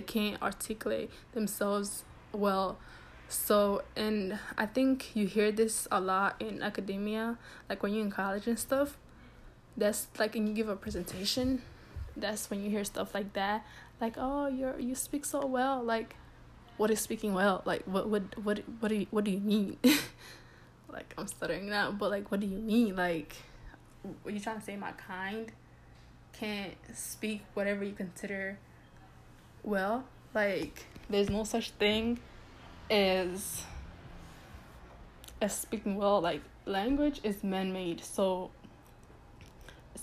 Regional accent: United States; I grew up here, of course my English is gonna be decent, I grew up here

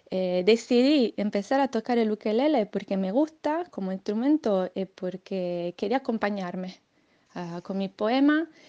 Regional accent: Sardinia, Italy; Spanish is a second language; aunque sea italiana, escribo poema en castellano

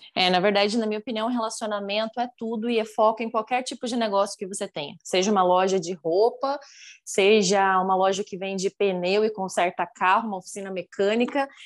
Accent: Curitiba, Paraná, Brazil; moved away as an adult; now in Uberlândia, Brazil; Vivi minha vida inteira em Curitiba, que é muito frio. Aí agora moro aqui

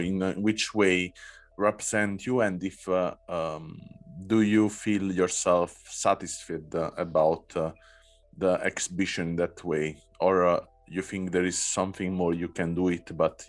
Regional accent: Southern Italy, Italy; English is a second language; And I come from South Italy, that is quite similar in color, in also the expression of the people, in the behavior.

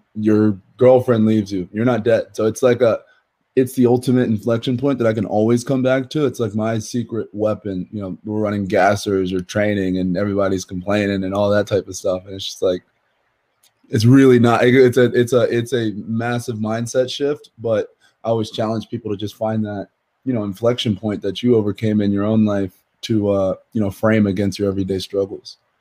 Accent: New Jersey, United States; I'm from South Jersey

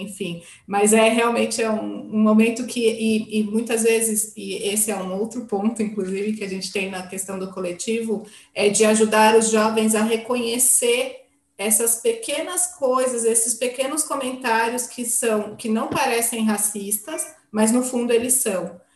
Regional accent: São Paulo, Brazil; eu sou uma brasileira paulistana

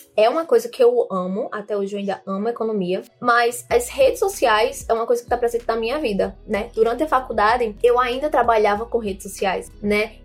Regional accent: João Pessoa, Paraíba, Brazil; sou de João Pessoa, na Paraíba

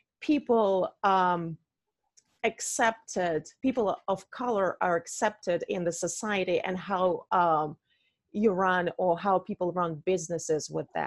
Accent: Russia; moved away; I told you I'm from Russia

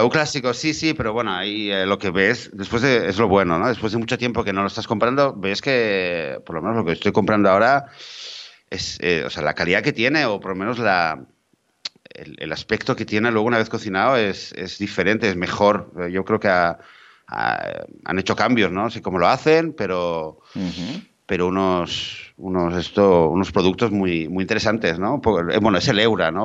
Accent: Barcelona, Catalonia, Spain; yo crecí en Barcelona

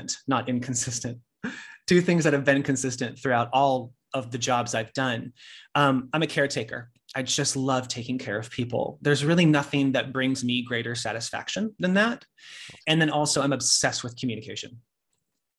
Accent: Sacramento, California, United States; moved away as an adult; now in New York, United States; I moved to New York from Sacramento, California, where I'm originally from

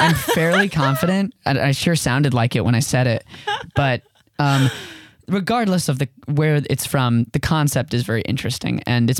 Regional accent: West Palm Beach, Florida, United States; also born or lived in Bryn Mawr, Pennsylvania; I'm from West Palm Beach, Florida is where I grew up. I was born in Bryn Mawr, Pennsylvania, but we quickly moved to West Palm when I was young.

